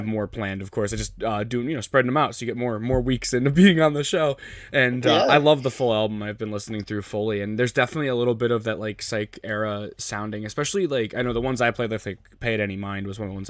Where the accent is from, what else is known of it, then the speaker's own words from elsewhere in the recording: Connecticut, United States; I'm from Connecticut. I'm from the East Coast myself.